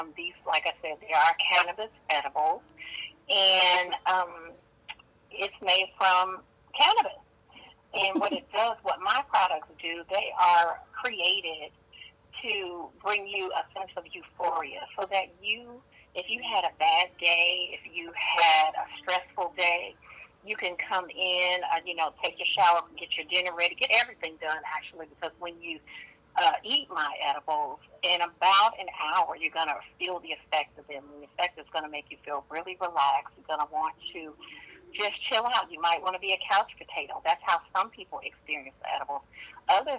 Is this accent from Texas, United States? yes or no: no; San Francisco, California, United States; I am from Northern California, San Francisco to be exact